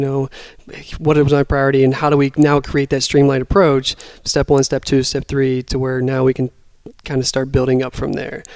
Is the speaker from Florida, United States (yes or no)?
no; West Virginia, United States; also born or lived in Seattle; now in Cleveland, United States; I'm from West Virginia originally, so I wanted to be back here